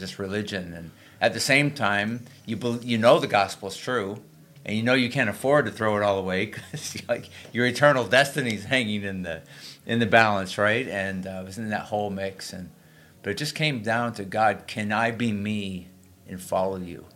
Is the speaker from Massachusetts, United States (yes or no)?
yes; Springfield, Massachusetts, United States; moved away; I actually was a high school student in my hometown in, in Springfield, Mass